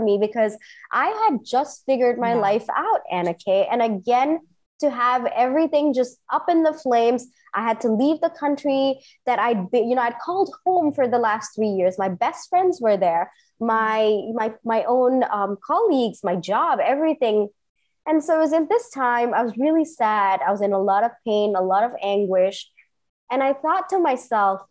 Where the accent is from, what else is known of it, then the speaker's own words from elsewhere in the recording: Singapore; moved away as an adult; also born or lived in India / New York; now in Bangalore, India; I grew up in Singapore, did my engineering in India, and then I flew to New York to do my MBA